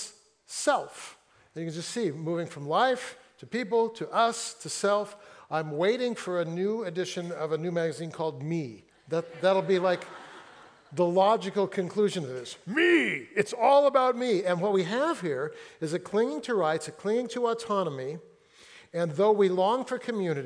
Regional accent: Fresno, California, United States; now in Seattle, United States; I grew up in Fresno, where like 105, 110

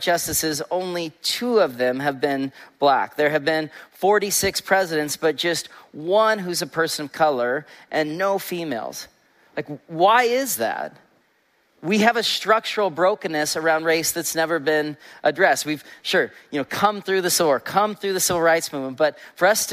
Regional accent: Olympia, Washington, United States; I grew up in West Olympia

